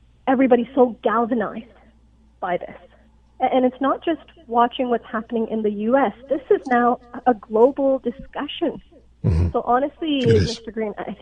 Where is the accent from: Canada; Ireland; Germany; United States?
Canada; accent: no accent; also born or lived in Pakistan; I am Pakistani, I am brown, and I've grown up mostly in Canada. But I am an immigrant